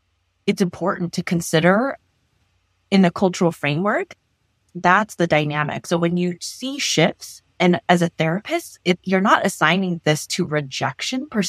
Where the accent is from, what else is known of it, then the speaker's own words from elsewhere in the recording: Los Angeles, California, United States; I grew up in Los Angeles